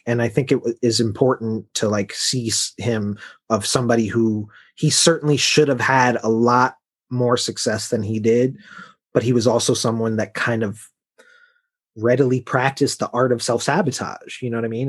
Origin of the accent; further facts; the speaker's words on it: Chicago, Illinois, United States; I'm from Chicago